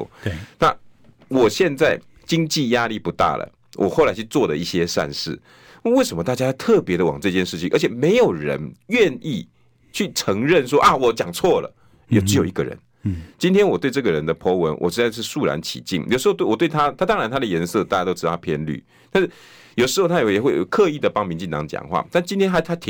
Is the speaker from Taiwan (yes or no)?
yes; Taiwan; 因为我们台湾人自信满满。